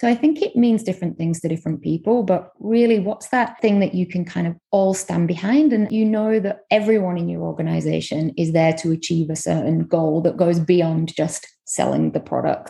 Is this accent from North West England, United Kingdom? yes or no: yes; Manchester, North West England, United Kingdom; accent: UK; moved away as an adult; also born or lived in London / Delhi; now in New York, United States; I am originally from Manchester in the UK, via London, 8 years in Delhi, and the last 2 and a bit years in New York. So my accent might be wavering a little bit at this point.